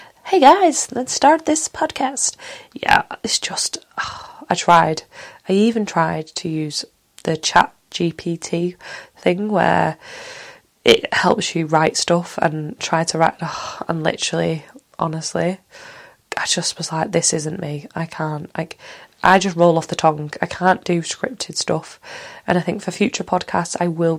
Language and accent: English; Manchester, North West England, United Kingdom; accent: Mancunian; I am from Manchester, Earl and born Manchester